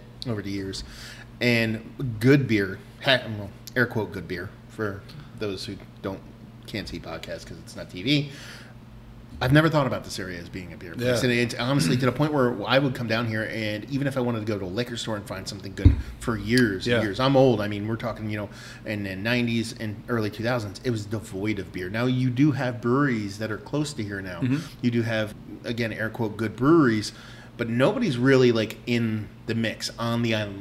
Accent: Toms River, New Jersey, United States; I grew up in Tom's River

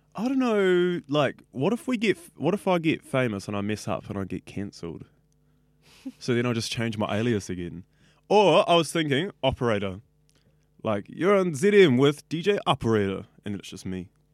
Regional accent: Auckland, New Zealand; I grew up in West Auckland

